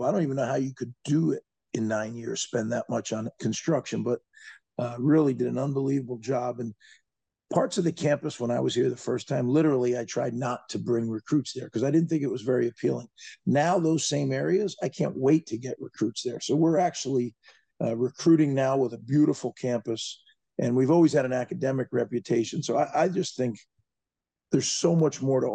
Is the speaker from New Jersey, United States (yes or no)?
yes; New Jersey, United States; I grew up in New Jersey, and every Jersey kid goes down to the Jersey Shore